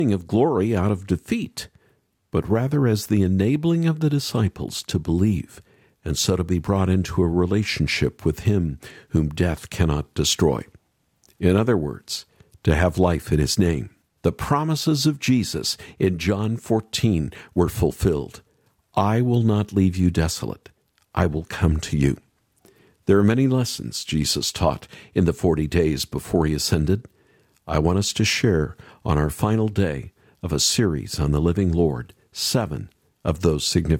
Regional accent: Middle America, Midwest, United States; growing up in Middle America

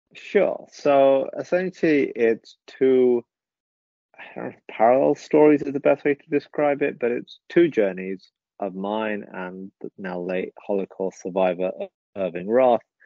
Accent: England, United Kingdom; first language English; I was born in England, so British. You know that that is the only country I've known. English is my first language

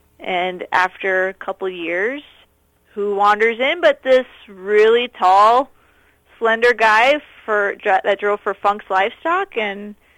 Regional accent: Minnesota, United States; now in Manitoba, Canada; Central Minnesota.

